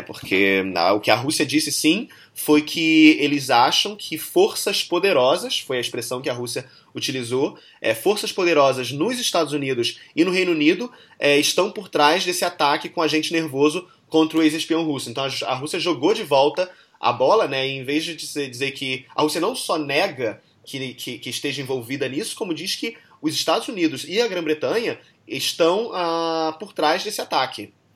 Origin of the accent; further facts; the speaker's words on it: Brazil; sendo brasileiro